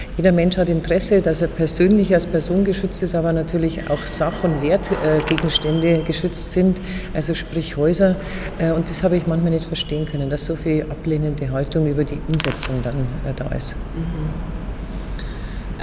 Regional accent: Erding district, Bavaria, Germany; Ich komme aus dem Landkreis Erding, ein sehr wirtschaftsstarker Standort.

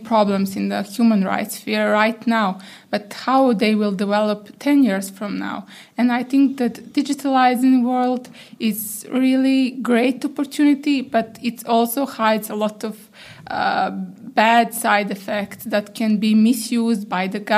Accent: Serbia; I'm coming from Serbia

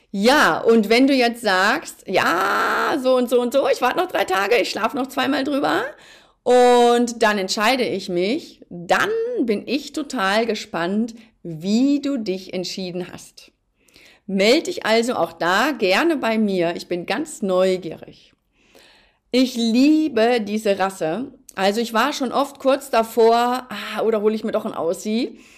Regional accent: North Rhine-Westphalia, Germany; Ich bin ja ein Mensch, ich bin ja Westfale und ich bin, glaube ich, auch tatsächlich die Ruhe selbst.

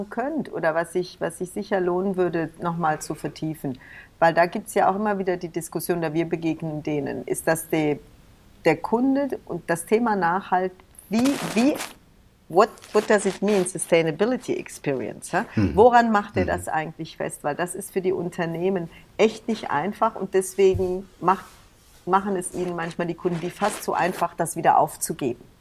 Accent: East Germany, Germany; Ich bin ja selber meine Eltern sind ja, wir sind ja aus dem Osten geflohen.

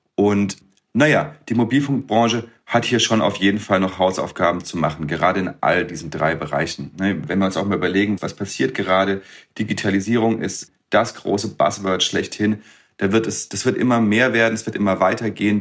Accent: Freiburg, Baden-Württemberg, Germany; ich komme aus Freiburg

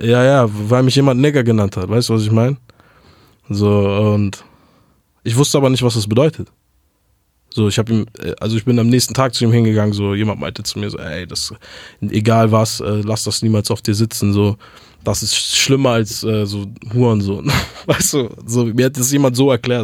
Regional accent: Hamburg, Germany; first language German; ich bin aufgewachsen in Hamburg, geboren 1993

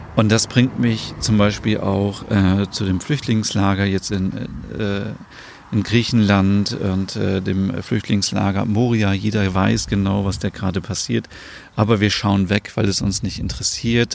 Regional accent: Germany; bei uns in Deutschland

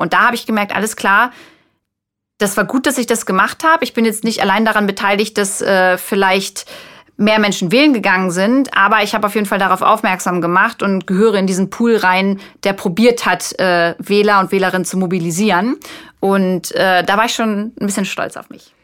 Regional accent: Braunschweig, Lower Saxony, Germany; ich komme aus Braunschweig

